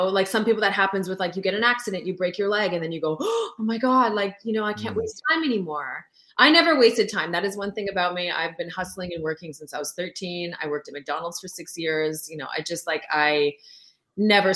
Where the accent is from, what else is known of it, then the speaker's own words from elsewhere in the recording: Sept-Îles, Quebec, Canada; first language French; English is a second language; also born or lived in Lac-Mégantic; I would have been born there had my dad not been transferred to Sept-Îles, which is where I was born in Northern Quebec